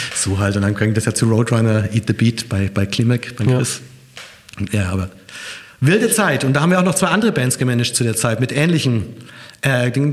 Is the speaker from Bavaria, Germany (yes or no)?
yes; Nuremberg, Bavaria, Germany; now in Hamburg, Germany; ich bin aus Nürnberg